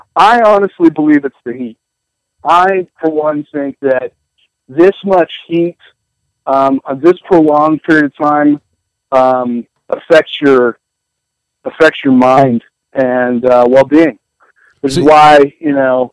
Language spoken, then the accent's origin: English; the Northwest, Pacific Northwest, United States; moved away as an adult; also born or lived in Alaska; I grew up in the Northwest.